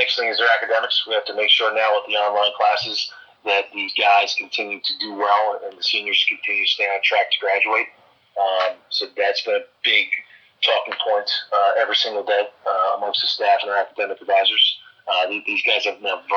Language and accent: English; New Jersey, United States; moved away as an adult; I was a young kid growing up in New Jersey